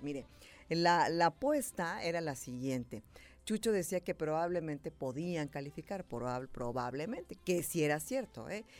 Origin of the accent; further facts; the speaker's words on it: Mexico; soy mexicana